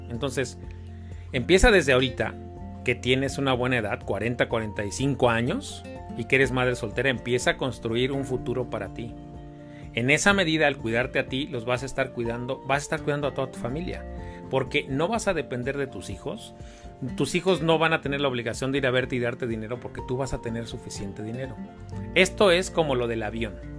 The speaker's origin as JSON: {"language": "Spanish", "country": "Mexico", "said": "nosotros como mexicanos"}